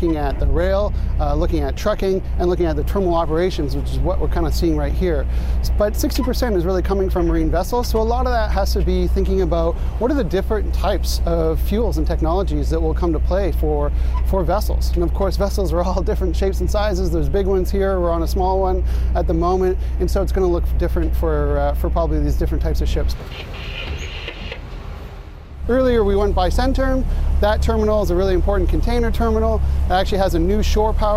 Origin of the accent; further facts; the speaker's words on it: British Columbia, Canada; us as British Columbians and as Canadians